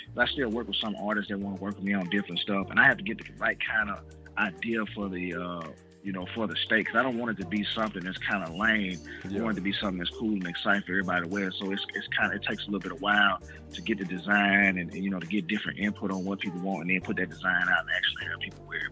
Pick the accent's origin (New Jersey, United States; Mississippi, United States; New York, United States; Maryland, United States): Mississippi, United States; outside Memphis / North; also born or lived in Germany; I grew up right outside of Memphis